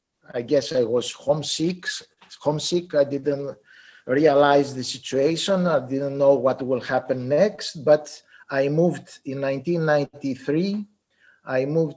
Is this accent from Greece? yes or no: yes; Greece; also born or lived in United States; I grew up in Greece